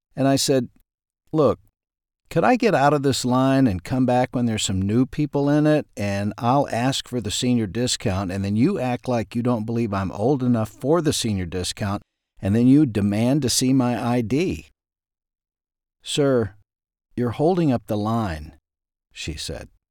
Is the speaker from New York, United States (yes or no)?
no; Ashdown, Arkansas, United States; When I was growing up in Ashdown, Arkansas